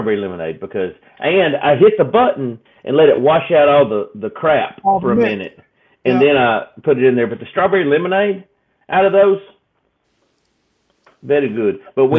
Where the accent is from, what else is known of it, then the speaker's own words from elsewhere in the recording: the South, United States; So growing up in the South, that's what we have, the sweet tea, right?